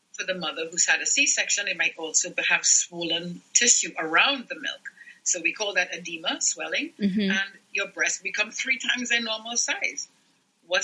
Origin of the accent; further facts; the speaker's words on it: Trinidad & Tobago; moved away as an adult; I was born and raised in Trinidad and Tobago